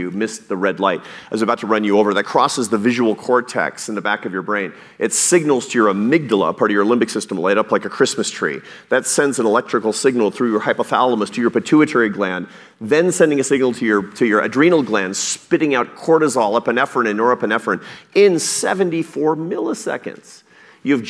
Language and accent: English; Pacific Northwest, United States; when I was a kid, I grew up in the Pacific Northwest, and I used to fish sometimes off the rocks on the Oregon coast.